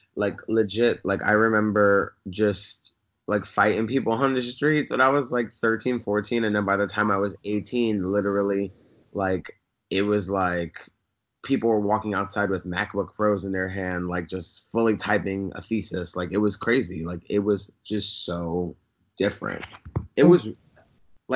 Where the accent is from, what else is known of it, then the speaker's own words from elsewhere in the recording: New York City, New York, United States; now in Los Angeles, United States; I grew up in Bed-Stuy